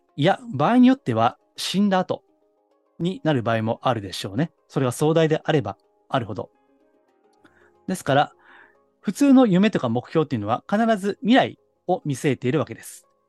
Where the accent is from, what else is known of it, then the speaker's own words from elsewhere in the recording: Kansai, Japan; accent: Kansai dialect; 私、あの、関西人なんで